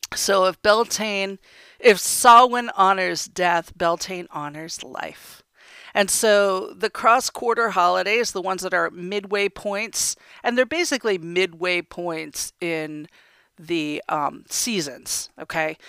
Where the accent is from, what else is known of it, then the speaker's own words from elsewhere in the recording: United States; I was born and raised in America.